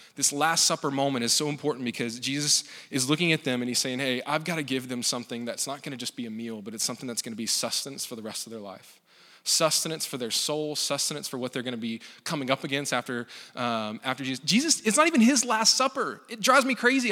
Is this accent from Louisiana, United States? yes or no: yes; Louisiana, United States; I grew up in Louisiana